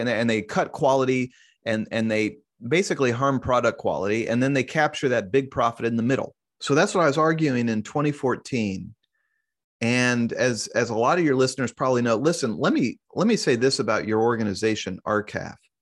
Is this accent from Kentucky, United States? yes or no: no; Kansas City, Missouri, United States; also born or lived in Columbia, Missouri; I was born and raised in Kansas City